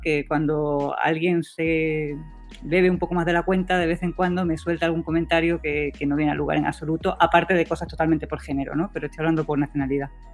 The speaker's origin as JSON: {"language": "Spanish", "country": "Spain", "also_born_or_lived": "Heidelberg, Germany / United States", "moved": "as an adult", "lives_now": "Valparaíso, Chile", "said": "Yo me fui de España porque quería, no, no porque tenía eh, que irme pero em, me fui antes de venirme a Chile. De hecho, yo hice parte de mi tesis en Estados Unidos y parte en España y era, no era eh, querer irme de mi país"}